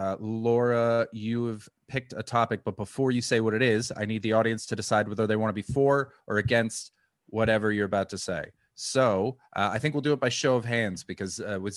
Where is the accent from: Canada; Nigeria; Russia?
Canada; I grew up in Canada